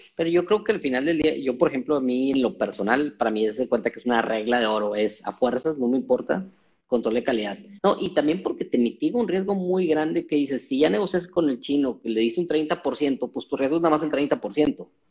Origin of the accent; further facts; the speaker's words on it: Mexico; como mexicanos